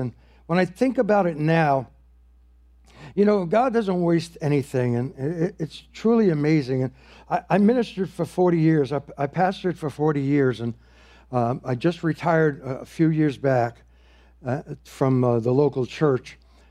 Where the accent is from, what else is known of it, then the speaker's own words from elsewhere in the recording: New York, United States; I got a job with the New York Yankees, and I'm from the Bronx, New York, you know